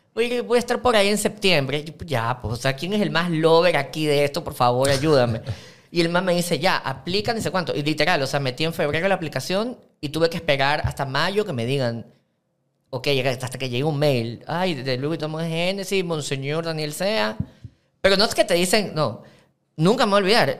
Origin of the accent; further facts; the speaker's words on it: Ecuador; como todo ecuatoriano